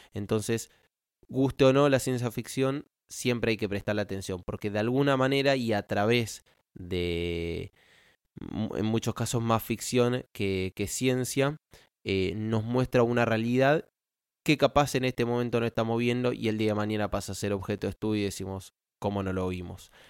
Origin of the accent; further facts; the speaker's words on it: Argentina; como argentino